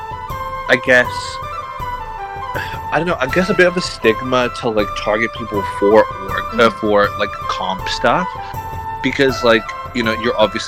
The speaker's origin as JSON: {"language": "English", "country": "United Kingdom", "said": "because we're British"}